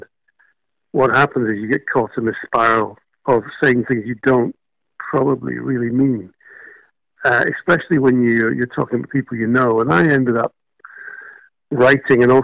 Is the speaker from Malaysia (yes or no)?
yes; Malaysia; now in United Kingdom; I was born and brought up in Malaysia